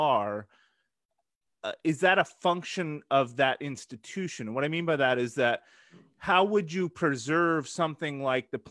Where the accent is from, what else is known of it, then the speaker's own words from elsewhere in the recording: Eugene, Oregon, United States; I come from Eugene, Oregon